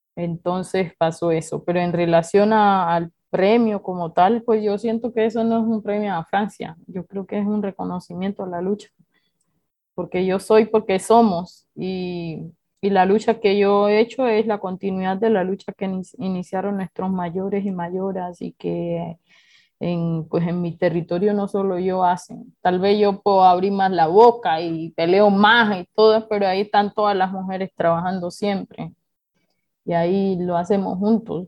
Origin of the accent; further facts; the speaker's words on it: Suárez, Cauca, Colombia; nosotros hemos recibido ya de manera específica como población afrodescendiente la toma